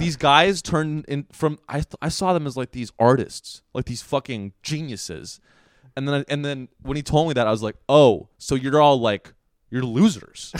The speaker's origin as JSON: {"language": "English", "town": "Sunnyvale", "region": "California", "country": "United States", "said": "I'm from Sunnyvale"}